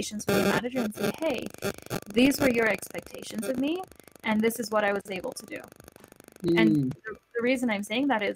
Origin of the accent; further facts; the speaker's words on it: Kenya; moved away; growing up in Kenya